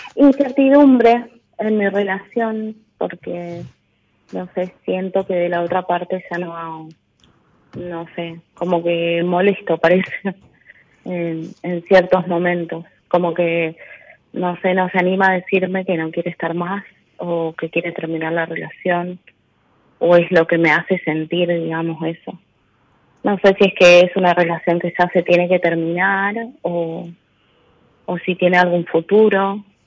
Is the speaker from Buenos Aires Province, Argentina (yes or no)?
no; Corrientes, Argentina; De Corrientes